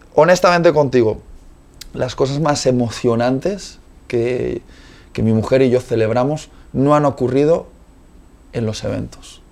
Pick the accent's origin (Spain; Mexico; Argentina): Spain; Yo soy español también